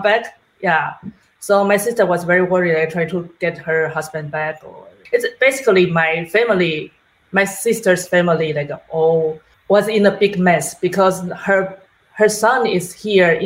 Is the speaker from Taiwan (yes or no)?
yes; Taiwan; now in New York, United States; I'm from Taiwan. I have family over there.